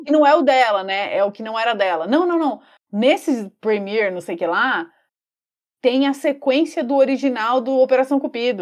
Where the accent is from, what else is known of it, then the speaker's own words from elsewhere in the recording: São Paulo, Brazil; a gente é de São Paulo, é, Zona Sul.